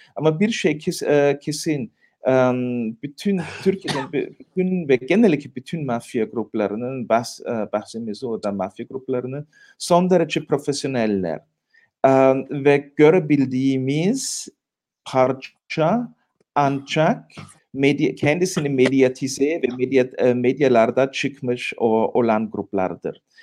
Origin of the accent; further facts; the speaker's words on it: Tyrol, Austria; ben de Tiroluyum.